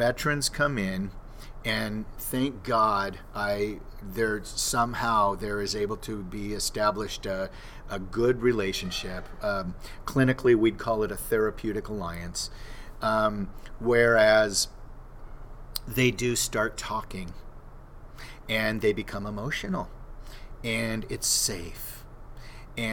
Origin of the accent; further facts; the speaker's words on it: Southern California, United States; I grew up in SoCal